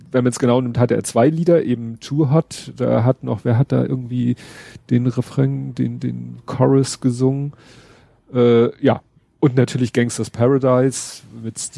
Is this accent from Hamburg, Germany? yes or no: yes; Hamburg, Germany; Von da über Überstalshoop, wo ich aufgewachsen bin, Hochhaussiedlung, mit Bramfeld verbinden, wo ich jetzt wohne.